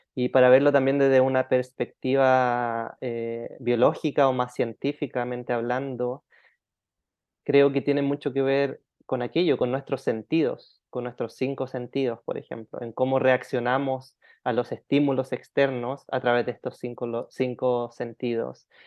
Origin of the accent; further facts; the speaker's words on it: Chile; now in Thailand; Sí, nací en Chile chilenito